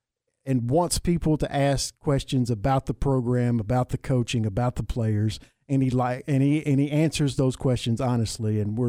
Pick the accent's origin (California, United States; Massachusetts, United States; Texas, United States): Texas, United States; Waco; Being born and raised in Waco and being old like I am